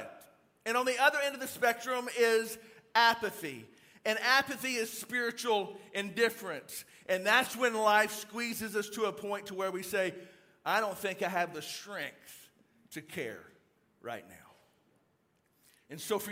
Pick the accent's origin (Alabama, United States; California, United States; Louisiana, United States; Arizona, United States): Louisiana, United States; I'm actually from Louisiana